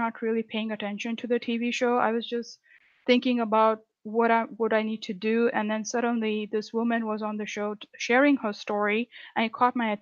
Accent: India; moved away as an adult; now in United States; I'm originally from India, so I was born and raised in India

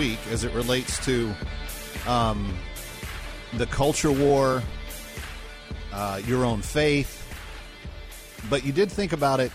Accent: Scotland, United Kingdom; as a Scot

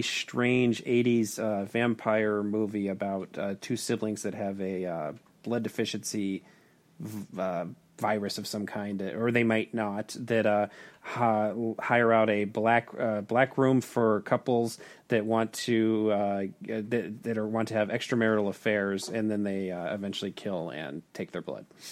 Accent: Tucson, Arizona, United States; my hometown of Tucson, Arizona

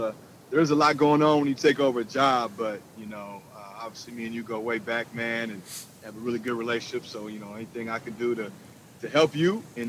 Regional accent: Minneapolis, Minnesota, United States; I grew up in South Minneapolis.

